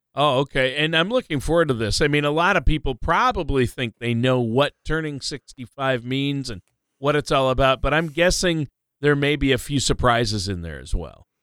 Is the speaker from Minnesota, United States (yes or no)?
yes; Minnesota, United States; moved away; my home state of Minnesota